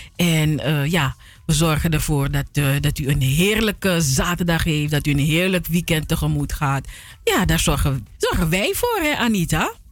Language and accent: Dutch; Suriname; moved away; wat ik als kind had in Suriname